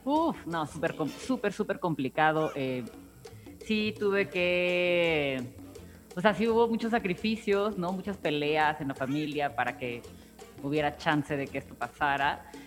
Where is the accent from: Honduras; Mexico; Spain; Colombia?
Mexico; Oaxaca; moved away as an adult; now in Mexico City, Mexico; ya soy más chilanga que oaxaqueña